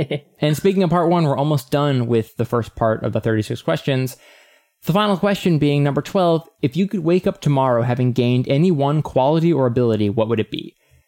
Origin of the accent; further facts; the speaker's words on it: Texas, United States; born there; I was born in Texas, but moved around a lot and quickly realized my best friend was also my brother.